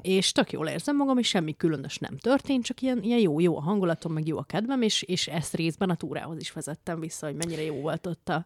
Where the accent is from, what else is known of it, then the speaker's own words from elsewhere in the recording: Great Hungarian Plain, Hungary; mert az Alföldön születtem